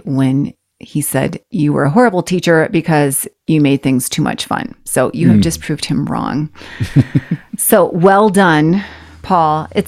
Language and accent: English; United States